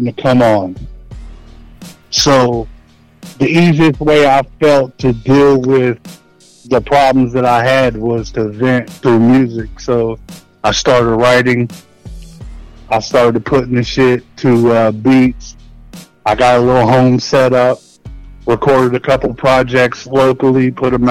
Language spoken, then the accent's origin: English; Maysville, Kentucky, United States; now in Florence, Kentucky, United States; I'm from Northern Kentucky. Maysville, Kentucky, right at the tip of the map of Kentucky, right across from Ohio.